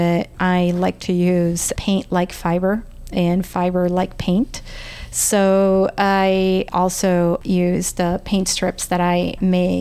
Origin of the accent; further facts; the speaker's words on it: El Salvador; English is a second language; now in United States; I grew up in El Salvador during the war